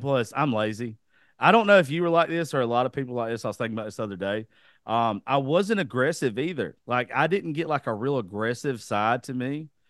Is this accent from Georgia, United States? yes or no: yes; South Georgia, United States; I was raised in the South